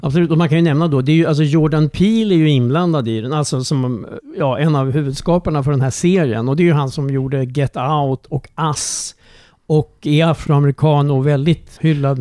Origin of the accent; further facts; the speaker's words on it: Strängnäs, Södermanland, Sweden; min barndom i Strängnäs